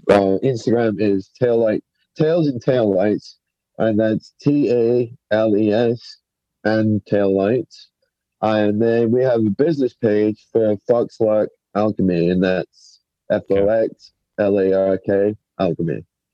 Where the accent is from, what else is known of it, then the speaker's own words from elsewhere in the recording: England, United Kingdom; now in United States; I'm from England. We moved to America in 94, but I've moved back and forth a few times.